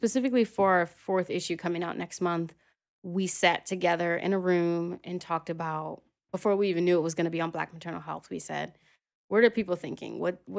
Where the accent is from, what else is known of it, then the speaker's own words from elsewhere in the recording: Philadelphia, Pennsylvania, United States; now in New York, United States; Born and raised, born and raised, yeah.